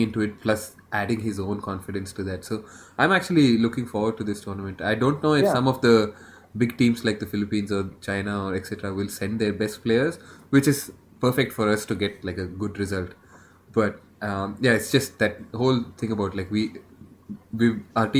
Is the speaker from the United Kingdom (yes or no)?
no; Bangalore, Karnataka, India; I have family from like all four South Indian states, but I grew up in Bangalore.